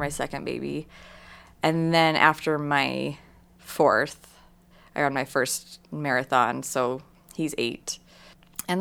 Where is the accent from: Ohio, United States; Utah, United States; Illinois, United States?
Utah, United States; Sandy; I grew up in Sandy, and my parents still live there